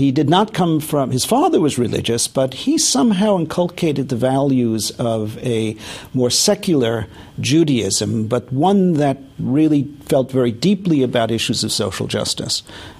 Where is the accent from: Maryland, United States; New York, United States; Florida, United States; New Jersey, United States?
New York, United States; I was born in New York, in Brooklyn.